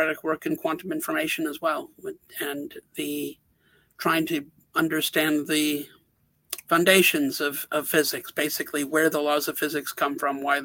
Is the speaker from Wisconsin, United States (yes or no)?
yes; Wisconsin, United States; moved away as an adult; also born or lived in Bozeman, Montana / Albany, New York; I grew up in Wisconsin, and I moved to Montana